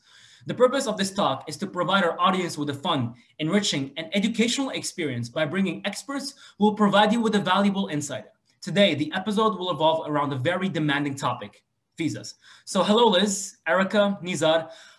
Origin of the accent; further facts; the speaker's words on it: Morocco; now in United States; we're coming from Morocco.